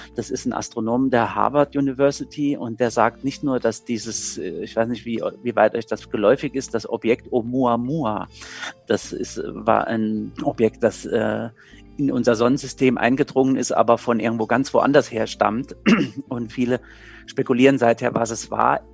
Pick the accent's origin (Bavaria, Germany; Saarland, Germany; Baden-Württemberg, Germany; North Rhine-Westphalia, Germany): Saarland, Germany; Saarbrücken; ich komme ja selbst aus Saarbrücken